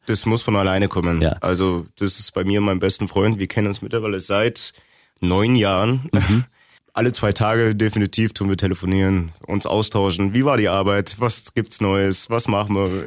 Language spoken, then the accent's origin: German; Augsburg, Bavaria, Germany; also born or lived in East Germany; Ich bin seit 99 in Augsburg. 93er Jahrgang, sprich, ich bin mit sechs nach Augsburg gewandert.